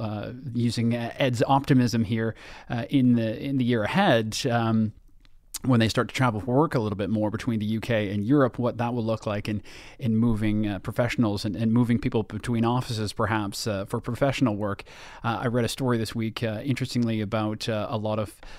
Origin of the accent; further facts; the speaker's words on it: Toronto, Ontario, Canada; my hometown